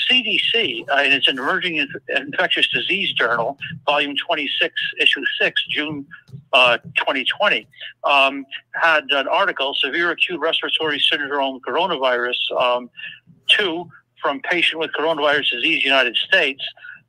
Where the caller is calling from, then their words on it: Denmark; from Denmark.